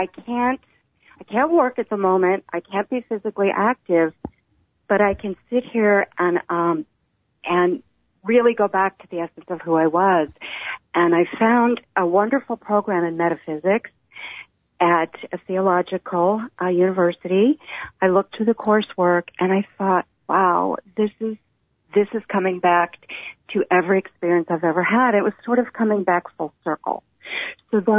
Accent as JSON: {"language": "English", "region": "the Bible Belt", "country": "United States", "tie": "born or raised there", "said": "I grew up in the Bible Belt in the 1960s"}